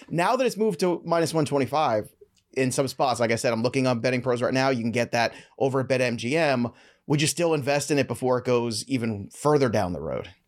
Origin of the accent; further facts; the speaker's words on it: New York, United States; I am from New York